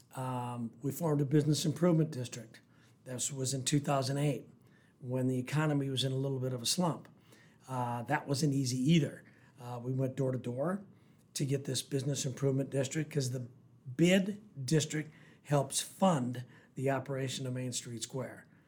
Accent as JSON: {"language": "English", "town": "Mobridge", "region": "South Dakota", "country": "United States", "tie": "born or raised there", "also_born_or_lived": "Rapid City, South Dakota", "said": "born and raised in South Dakota"}